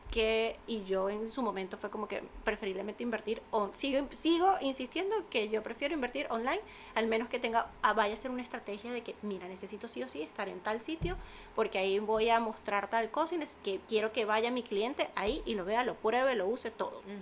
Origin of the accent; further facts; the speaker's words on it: Venezuela; yo vengo con una idea de Venezuela, de los bazares